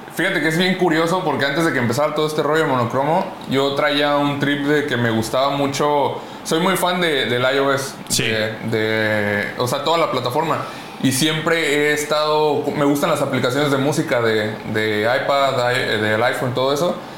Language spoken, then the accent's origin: Spanish; Acapulco, Guerrero, Mexico; soy de Acapulco